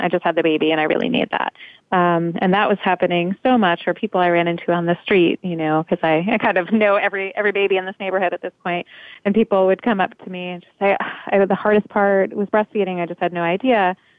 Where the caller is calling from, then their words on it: New York City, New York, United States; I'm calling in from Park Slope, Brooklyn, which is where we are based.